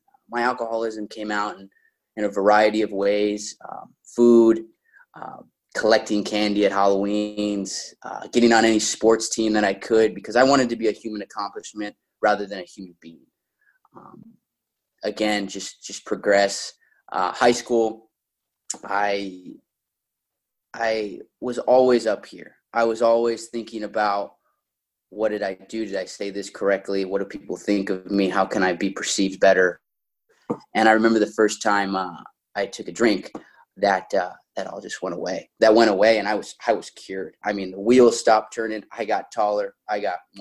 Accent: Orange, California, United States; I grew up in Orange County, in the city of Orange

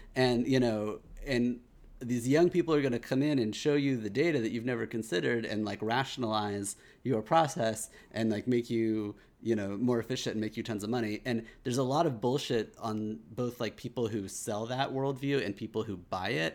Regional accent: Kansas, United States; growing up in Kansas

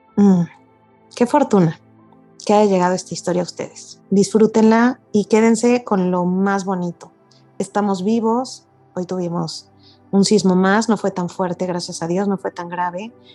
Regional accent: Mexico; soy una mujer mexicana.

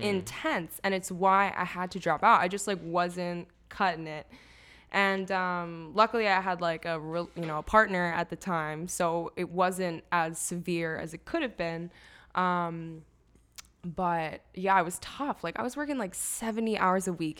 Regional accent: Lansdale, Pennsylvania, United States; also born or lived in Chicago; I grew up in Lansdale

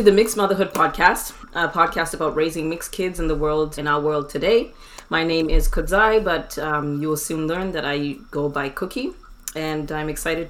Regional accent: Zimbabwe; moved away as an adult; also born or lived in Newfoundland, Canada / Alberta, Canada; now in Edmonton, Canada; I am from Zimbabwe, born and raised in Zimbabwe. Moved here to Canada in 2006 to go to university and got my business degree in 2012.

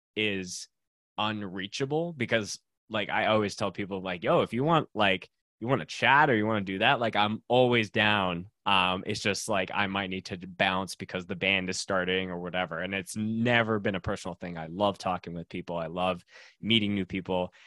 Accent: Winnipeg, Manitoba, Canada; moved away as an adult; now in Calgary, Canada; I grew up in Winnipeg, Manitoba, so dead center of Canada

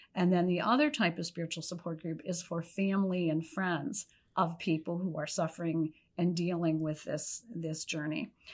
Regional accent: Pennsylvania, United States; moved away; I was from Pennsylvania

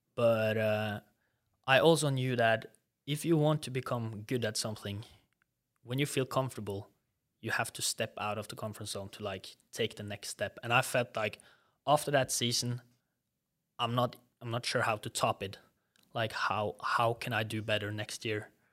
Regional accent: Norway; accent: Norwegian; English is a second language; moved away as an adult; also born or lived in Southern United States; I still have a pretty strong Norwegian accent

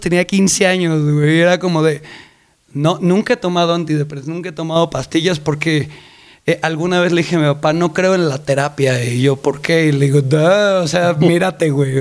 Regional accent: Colima, Mexico; now in Mexico City, Mexico; Crecí en Colima, nací aquí en la Ciudad de México, pero crecí en Colima

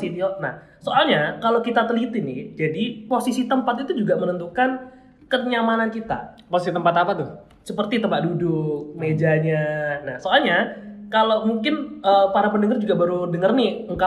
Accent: Malang, East Java, Indonesia; Terus ngomongin tempat-tempat di khususnya di Malang nih ya kan iya. kita orang Malang nih.

